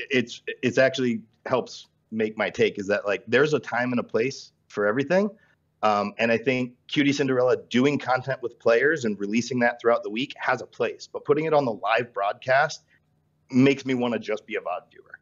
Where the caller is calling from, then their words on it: Akron, Ohio, United States; Uh, Akron, Ohio.